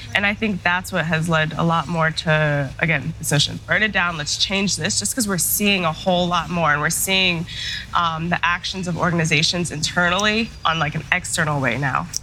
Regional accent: Denver, Colorado, United States; also born or lived in Michigan / Chicago; I was born and raised in Denver, Colorado

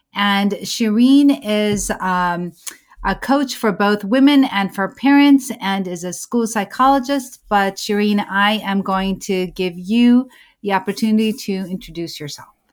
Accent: United States; I am an American born certified O B G Y N, a mom, a Muslim

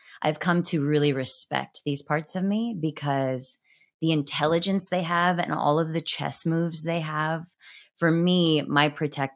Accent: Midwest, United States; I was from the Midwest

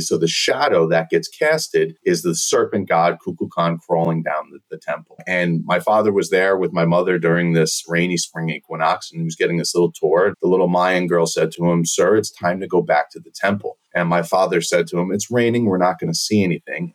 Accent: border of New York City and Long Island, United States; also born or lived in Turkey; I grew up six miles from John F. Kennedy Airport, right? So on the border of New York City and Long Island

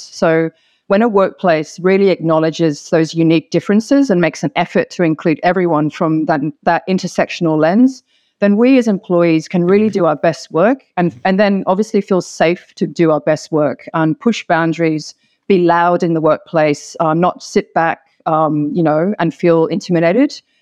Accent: Hong Kong; moved away as an adult; now in Sydney, Australia; I'm originally from Hong Kong, of mixed race Hong Kong Chinese and Anglo background

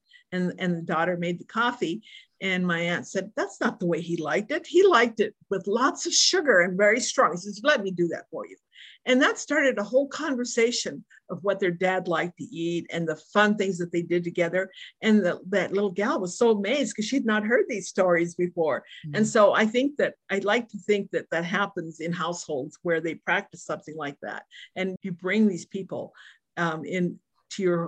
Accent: Mexico City, Mexico; now in United States; I'm an American citizen now, but I was born in Mexico City.

